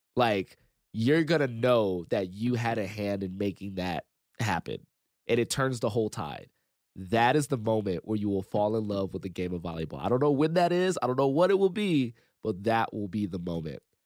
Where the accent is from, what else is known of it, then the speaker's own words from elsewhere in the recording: Compton, California, United States; I grew up in Compton, didn't really have a whole lot